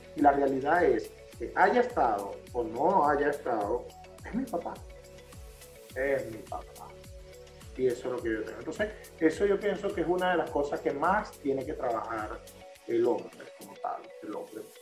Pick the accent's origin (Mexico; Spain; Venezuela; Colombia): Venezuela; Maracaibo, Zulia; como todo maracucho